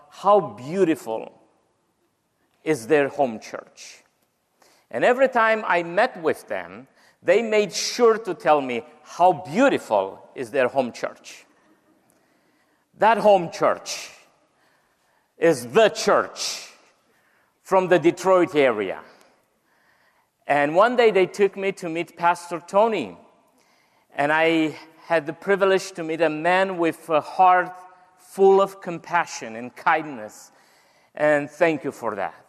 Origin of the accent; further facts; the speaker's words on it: Romania; first language Romanian; English is a second language; as we will say it in Romanian language. Well, English is not my native language